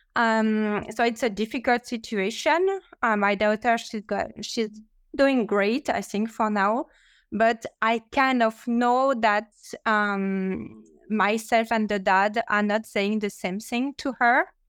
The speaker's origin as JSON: {"language": "English", "country": "France", "second_language": "English", "moved": "yes", "lives_now": "New York, United States", "said": "with my accent that I'm not uh, American, I'm French, but I'm living in in New York"}